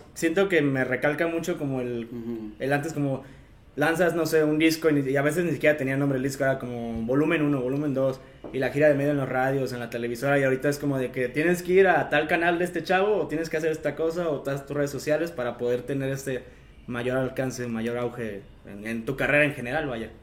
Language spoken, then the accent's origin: Spanish; Comonfort, Guanajuato, Mexico; mi pueblo mágico, el bonito pueblo de Comonfort